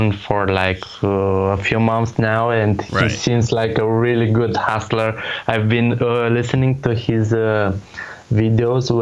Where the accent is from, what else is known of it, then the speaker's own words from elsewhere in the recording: Romania; English is a second language; I'm nobody from Romania